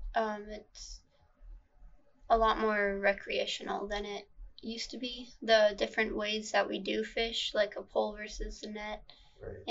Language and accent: English; Anchorage, Alaska, United States; I was born and raised here in Anchorage